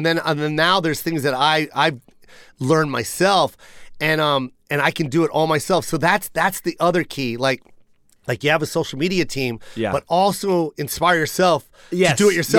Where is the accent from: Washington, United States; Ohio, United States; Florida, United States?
Washington, United States; Tacoma; I'm from Tacoma. We're both from Tacoma. Yeah. We went to the same high school.